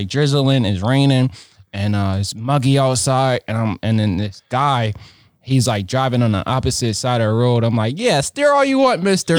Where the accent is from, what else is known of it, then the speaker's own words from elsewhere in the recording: Philadelphia, Pennsylvania, United States; moved away as an adult; also born or lived in New York; now in Wisconsin, United States; me growing up in Philadelphia